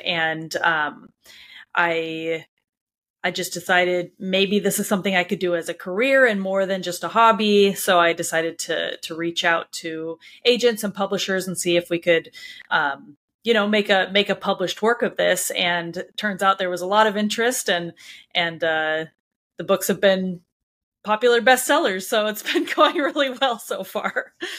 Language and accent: English; Anaheim, California, United States; moved away; I grew up in Anaheim, California